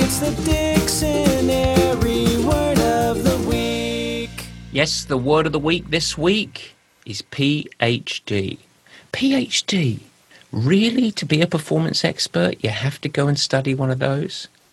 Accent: England, United Kingdom; accent: English; now in United States; my pure English accent

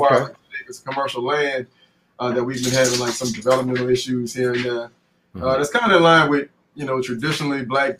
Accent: New Orleans, Louisiana, United States; also born or lived in Gainesville, Florida / Portland, Oregon; I'm born and raised in New Orleans, but I'm second generation New Orleanian.

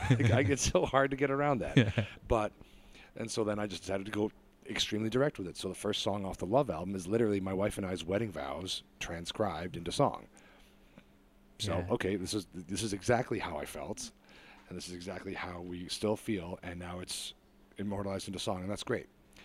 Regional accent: Niger; also born or lived in Lesotho / Malawi; Like I grew up in Africa at the time. I was in Niger and Lesotho and Malawi.

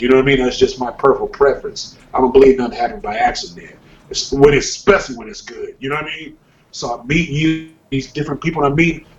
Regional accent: California, United States; I'm from California

